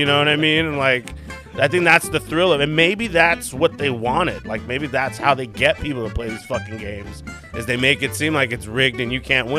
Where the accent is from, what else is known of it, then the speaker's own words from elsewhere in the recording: Mission Viejo, California, United States; Mission Viejo, California.